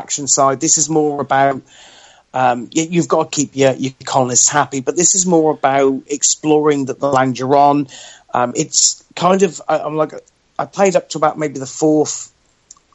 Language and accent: English; United Kingdom; as a British person